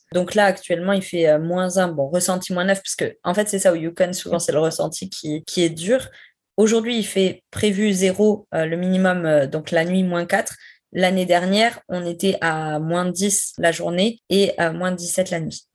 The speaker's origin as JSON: {"language": "French", "country": "France", "also_born_or_lived": "Quebec City, Canada", "moved": "as an adult", "said": "quand on dit qu'on vient de France"}